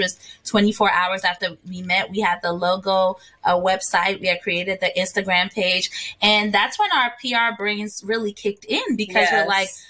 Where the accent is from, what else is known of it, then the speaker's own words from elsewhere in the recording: Ghana; moved away; also born or lived in New Jersey, United States / Washington, D.C., United States; So I was born and raised in Ghana. And when I moved to the States, I became a Jersey girl